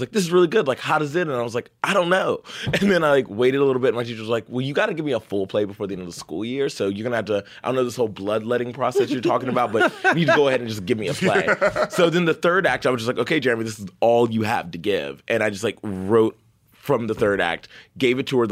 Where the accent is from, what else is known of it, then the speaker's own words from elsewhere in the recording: the South, United States; I grew up in the South